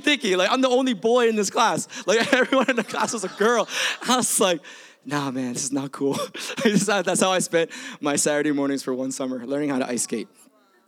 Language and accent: English; Bay Area, California, United States; also born or lived in Milpitas; I grew up in the Bay Area